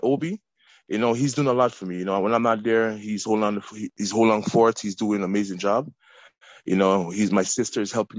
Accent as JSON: {"language": "English", "town": "Toronto", "region": "Ontario", "country": "Canada", "tie": "born or raised there", "said": "I grew up in Eglinton"}